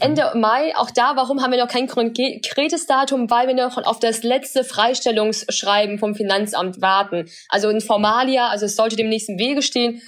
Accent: Germany; German is a second language; also born or lived in China; bin mit acht Jahren dann nach Deutschland gekommen

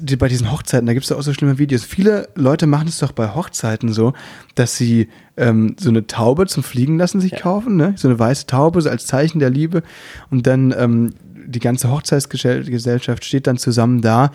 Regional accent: Müllheim, Baden-Württemberg, Germany; now in Berlin, Germany; ich komme ja aus Müllheim

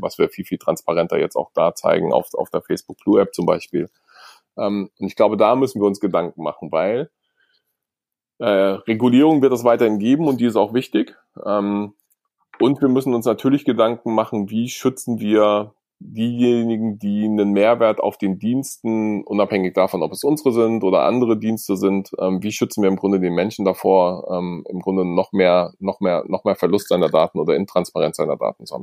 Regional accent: Germany; Wir haben als Deutsche

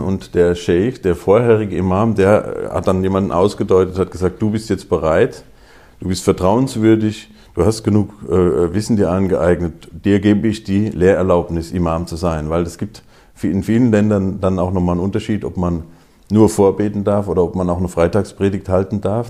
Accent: Groß-Bieberau, Hesse, Germany; now in Wiesbaden, Germany; aufgewachsen in Großbiberau

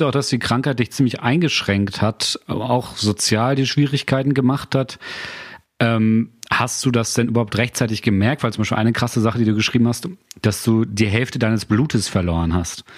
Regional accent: Germany; Ich komme ja aus, einem, aus, einem kleiner, aus einer kleinen Gemeinde vor Bremen.

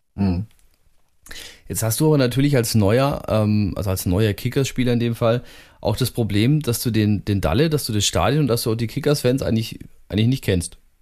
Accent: Germany; bei uns in Deutschland

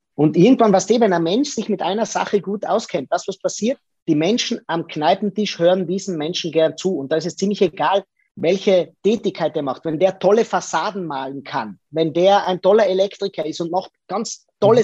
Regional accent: Lienz, Tyrol, Austria; ich bin in Lienz geboren. Das ist in Tirol, in Osttirol, nahe der italienischen Grenze.

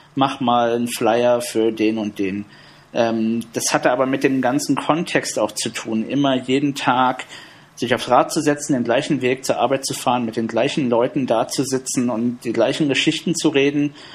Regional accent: Berlin, Germany; Ich bin im Südosten von Berlin aufgewachsen

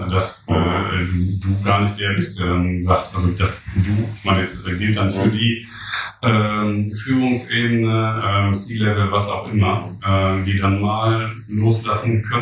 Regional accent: Germany; wir ähm, als Deutsche

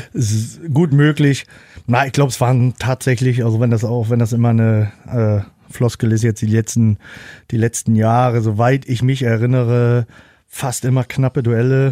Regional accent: Rostock, Mecklenburg-Vorpommern, Germany; in meiner Heimatstadt auch noch, also in Rostock

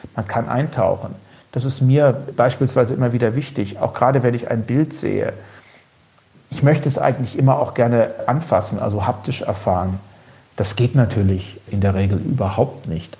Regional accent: Heringen, Hesse, Germany; Meine Heimatstadt in Heringen

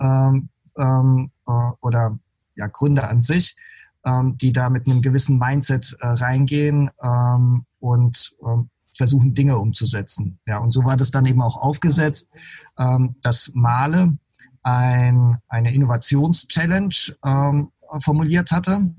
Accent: Heidelberg area, Baden-Württemberg, Germany; ich komme ja aus dem Heidelberger Raum

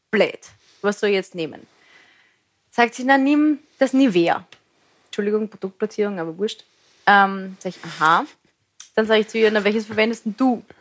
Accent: Lower Austria, Austria; ich bin aus Niederösterreich

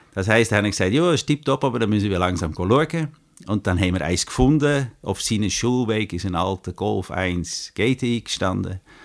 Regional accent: Netherlands; German is a second language; moved away as an adult; now in Grenchen, Switzerland; Ich bin Holländer, ich bin aber schon, jetzt muss ich studieren, 33 Jahre in der Schweiz

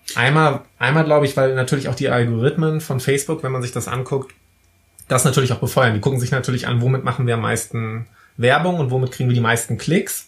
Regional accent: Wismar, Mecklenburg-Vorpommern, Germany; bei uns in Wismar

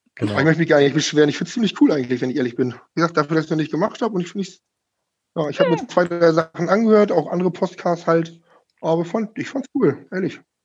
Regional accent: Schüttorf, Lower Saxony, Germany; moved away as an adult; now in Lingen, Germany; ich bin seit sieben Jahren jetzt Lingener, ich komme eigentlich aus Schüttow.

